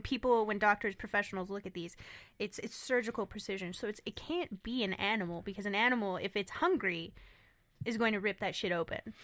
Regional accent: Southwest, United States; us growing up in the Southwest

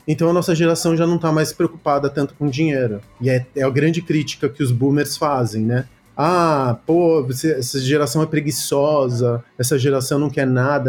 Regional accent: Brazil; also born or lived in Córdoba, Argentina; sou filho, neto e bisneto de comunistas, de militantes comunistas aqui no Brasil. E aí eu vim para cá com 5 anos de idade

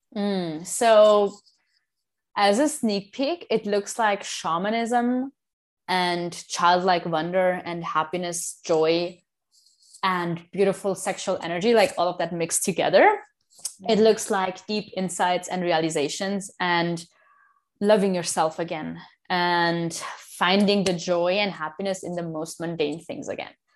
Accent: India; I am from India, both of my parents are 100% from India

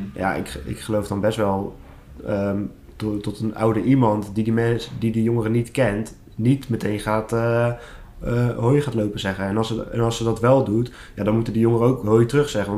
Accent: Schiedam, South Holland, Netherlands; ik ben ook 25 jaar en ik kom uit Schiedam

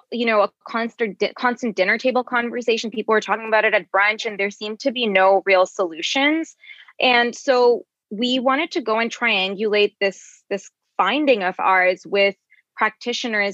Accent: Bangladesh; moved away; I'm from Bangladesh originally

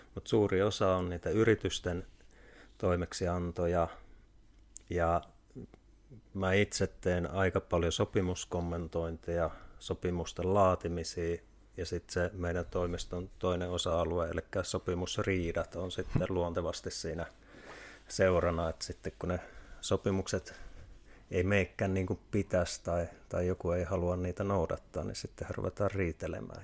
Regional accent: Kuopio, North Savo, Finland; moved away; also born or lived in Tampere; mä oon Kuopiosta lähtöisin

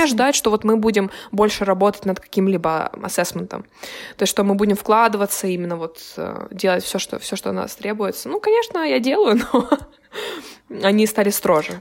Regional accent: Kyiv, Ukraine; moved away; я из Украины

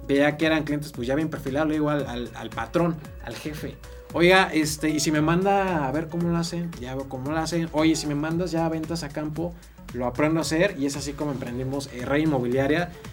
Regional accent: Actopan, Hidalgo, Mexico; moved away; also born or lived in Querétaro; soy originario de Actopan Hidalgo

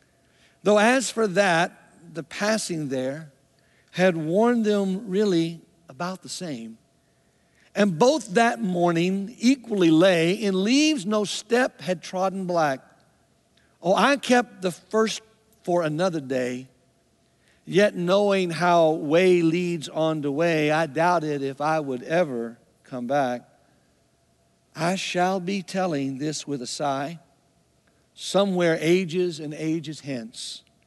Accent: Mississippi, United States; also born or lived in Indiana; So when people ask me where I'm from, I'm just like, I'm from Mississippi. But I need to let you know a very little known secret. I was born in Indiana. I'm a Hoosier.

